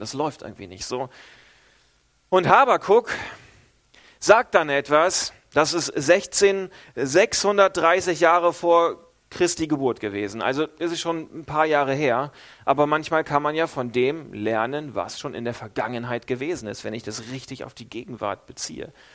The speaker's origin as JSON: {"language": "German", "region": "Northern Germany", "country": "Germany", "moved": "yes", "lives_now": "Switzerland", "said": "ich als Norddeutscher"}